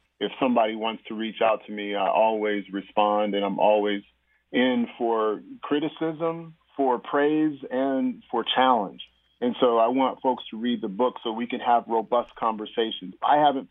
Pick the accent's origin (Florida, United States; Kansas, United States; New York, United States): Kansas, United States; Topeka; now in Basel, Switzerland; my hometown in Topeka, Kansas